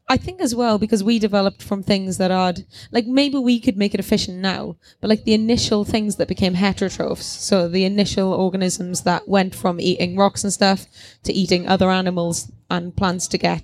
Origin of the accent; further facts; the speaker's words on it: Wales, United Kingdom; I think my sense of smell is cancelled out by being Welsh.